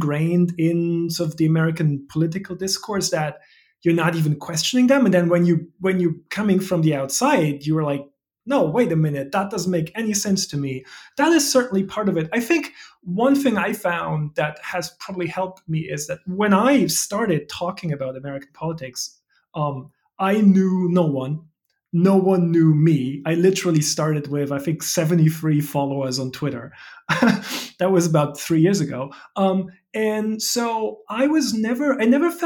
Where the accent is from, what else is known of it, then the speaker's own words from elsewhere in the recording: Germany; English is a second language; moved away as an adult; now in United States; Are you a German citizen? I am, yes, yes. I mean, as I'm sure everyone will hear, that's the reason for the funny way I talk.